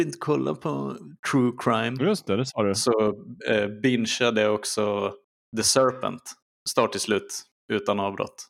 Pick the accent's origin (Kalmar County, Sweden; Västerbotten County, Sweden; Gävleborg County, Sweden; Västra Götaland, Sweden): Västerbotten County, Sweden; Skellefteå; mina tidiga minnen där, till 2000, är på videoteket som det heter i Skellefteå